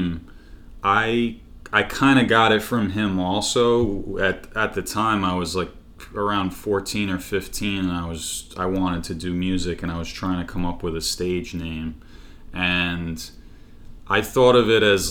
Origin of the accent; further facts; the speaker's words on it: Long Island, New York, United States; grew up in Long Island